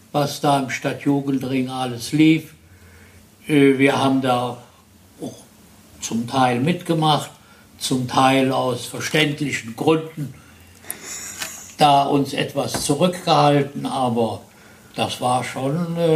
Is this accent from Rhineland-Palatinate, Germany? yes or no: yes; Neuwied, Rhineland-Palatinate, Germany; Äh, nein, ich bin hier in Neuwied.